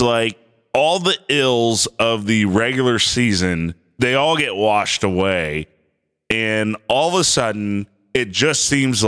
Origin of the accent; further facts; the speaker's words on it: Detroit, Michigan, United States; now in Grand Rapids, United States; I'm from Detroit.